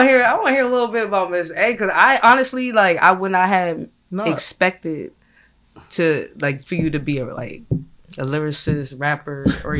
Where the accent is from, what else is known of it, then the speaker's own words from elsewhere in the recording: Boston, Massachusetts, United States; now in Philadelphia, United States; I'm from Boston originally. So, okay. Like, I came to Philly, like, I think, like, 2013.